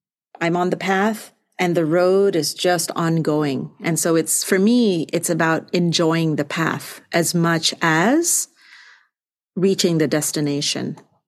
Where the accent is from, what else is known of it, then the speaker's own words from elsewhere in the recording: northern Malaysia, Malaysia; I'm from Malaysia and I'm from the north.